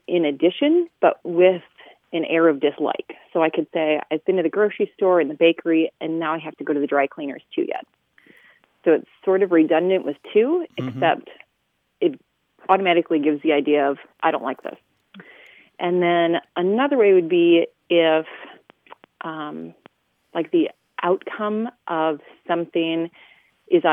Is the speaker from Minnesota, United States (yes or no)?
yes; South Central Minnesota, United States; now in Toledo, United States; I'm originally from South Central Minnesota.